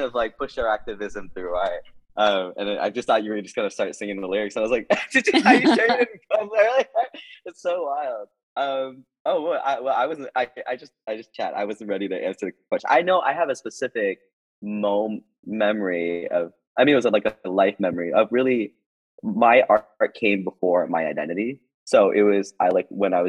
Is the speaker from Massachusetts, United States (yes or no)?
yes; Boston, Massachusetts, United States; I am from Boston